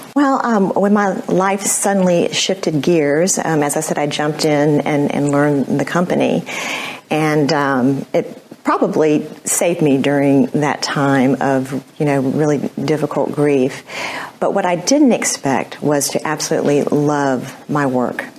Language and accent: English; Houston, Texas, United States; I was born and raised in Houston